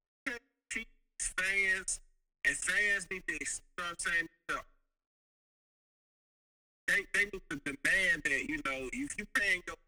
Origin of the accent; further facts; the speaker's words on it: Mississippi, United States; I'm from Mississippi